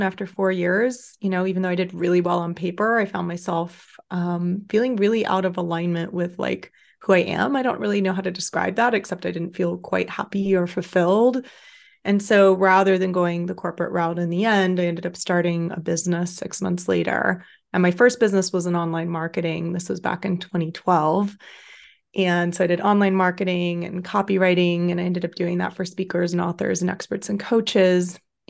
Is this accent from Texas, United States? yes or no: yes; Austin, Texas, United States; Yeah, so I'm 34, I'll be 35 this summer. I grew up in Austin, Texas mostly, but had kind of an unconventional upbringing.